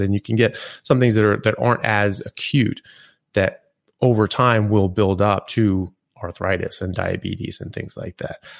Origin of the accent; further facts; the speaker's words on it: California, United States; also born or lived in Europe / England; now in Australia; I grew up in California and then have lived pretty much everywhere since then, all over U S and in Europe and now Australia